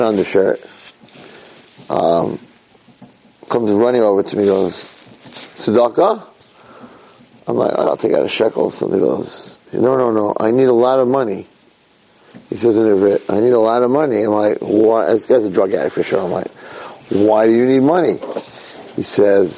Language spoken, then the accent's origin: English; United States; now in Israel; I'm an American